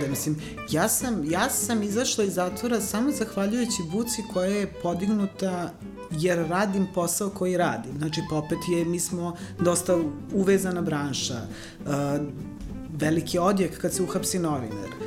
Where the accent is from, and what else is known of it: Novi Sad, Vojvodina, Serbia; born or raised there; also born or lived in Valjevo